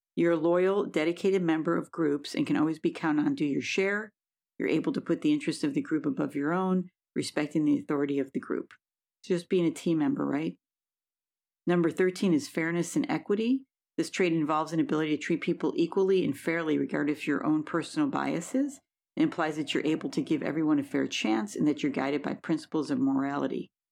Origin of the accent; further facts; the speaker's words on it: Buffalo, New York, United States; now in California, United States; I'm from Buffalo, New York